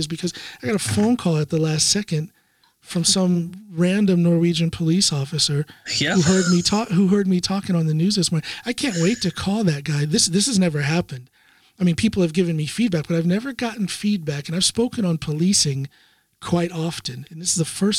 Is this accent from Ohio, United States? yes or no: yes; Ohio, United States; moved away as an adult; now in Norway; Columbus, Ohio, my home state